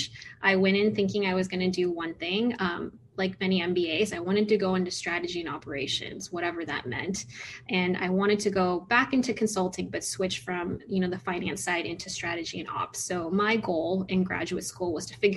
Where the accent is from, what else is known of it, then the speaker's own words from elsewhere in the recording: San Francisco Bay Area, California, United States; moved away as an adult; now in Chicago, United States; I'm originally from the San Francisco Bay Area